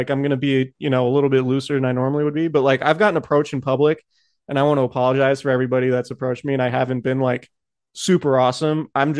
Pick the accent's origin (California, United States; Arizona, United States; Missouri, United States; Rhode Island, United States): California, United States; Santa Rosa; I'm from Santa Rosa. The house that I grew up in and the neighborhood I grew up in went in the 2017 fire, the Tubbs fire.